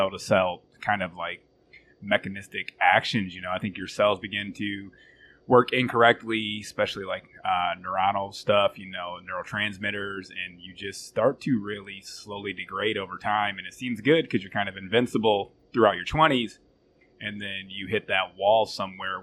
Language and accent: English; Flint, Michigan, United States; growing up in Flint, Michigan, it's kind of rugged